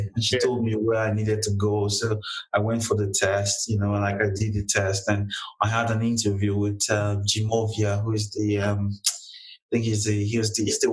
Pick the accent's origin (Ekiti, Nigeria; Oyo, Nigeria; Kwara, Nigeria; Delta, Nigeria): Delta, Nigeria; moved away as an adult; I'm not really a Lagosian, you know, I'm born and raised in Delta State